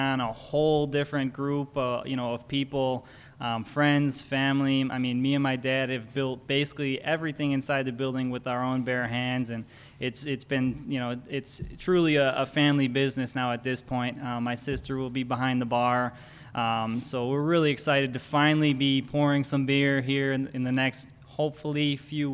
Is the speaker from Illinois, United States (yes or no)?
yes; Hickory Hills, Illinois, United States; I grew up in Hickory Hills, like less than a mile away. My parents still live there